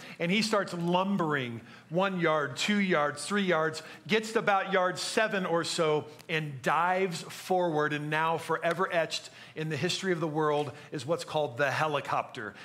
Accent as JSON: {"language": "English", "region": "Minnesota", "country": "United States", "also_born_or_lived": "Chicago, Illinois", "moved": "yes", "said": "I'm from Minnesota. I spent a lot of years in Minnesota, a lot of years in Chicago."}